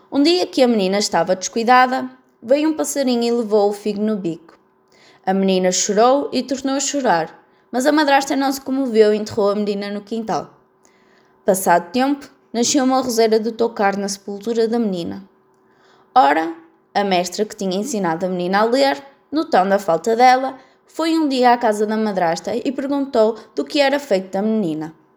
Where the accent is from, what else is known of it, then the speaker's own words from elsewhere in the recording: Portugal; sou de Portugal